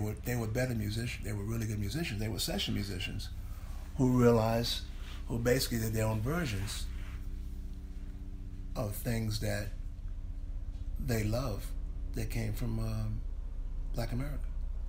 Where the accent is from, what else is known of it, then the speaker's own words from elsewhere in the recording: England, United Kingdom; I came from England.